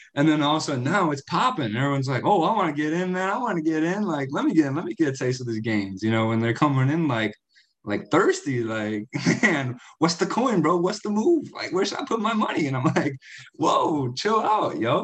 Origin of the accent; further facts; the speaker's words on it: United States; I'm from the States